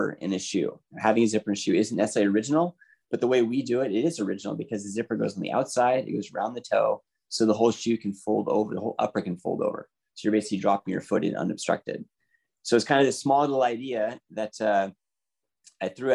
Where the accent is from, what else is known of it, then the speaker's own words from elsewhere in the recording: Seattle, Washington, United States; I am born and raised in the Seattle area